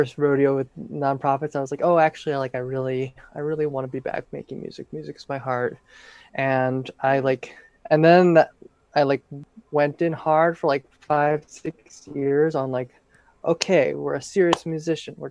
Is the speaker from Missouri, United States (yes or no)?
yes; St. Louis, Missouri, United States; moved away as an adult; also born or lived in Oberlin, Ohio / Los Angeles, California; now in Oakland, United States; I'm from St. Louis, Missouri originally